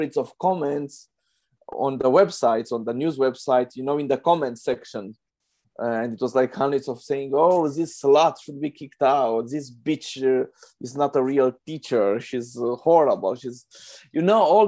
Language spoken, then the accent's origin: English; Romania; I'm a filmmaker from Romania.